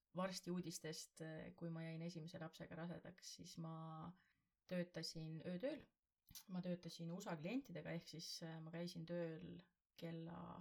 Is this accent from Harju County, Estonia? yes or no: no; Võru, Võru County, Estonia; also born or lived in Tallinn; now in Mustvee area, Estonia; me oleme ise mõlemad maakad, mina olen Võrust